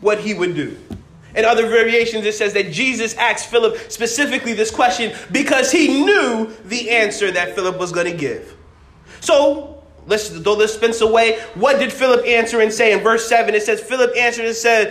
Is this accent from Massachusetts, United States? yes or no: yes; Massachusetts, United States; I'm from Massachusetts